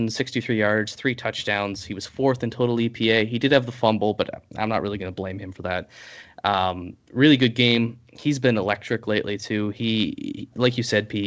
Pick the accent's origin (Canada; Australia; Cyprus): Canada; I'm Canadian